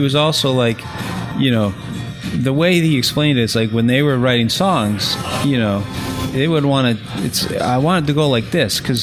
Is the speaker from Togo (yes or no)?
no; Canada; moved away; I'm originally from Canada